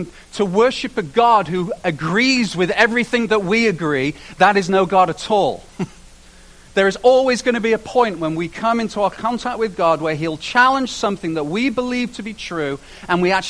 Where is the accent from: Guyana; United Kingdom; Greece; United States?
United Kingdom; now in Canada; I say this as a British person